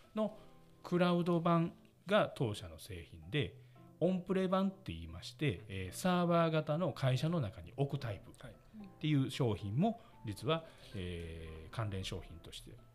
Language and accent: Japanese; Osaka, Japan; accent: Osaka dialect; 大阪出身です。